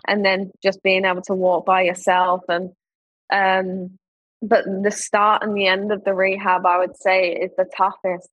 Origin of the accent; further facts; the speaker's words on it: London, United Kingdom; growing up in Ealing and being round the corner at Wembley